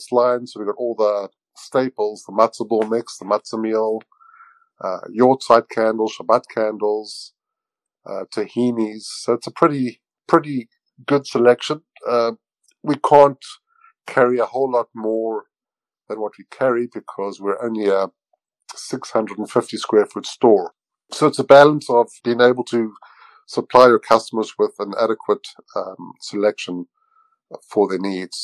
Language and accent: English; South Africa; moved away as an adult; now in Victoria, Canada; I'm originally from South Africa, and I've been in Canada for the past 20 years.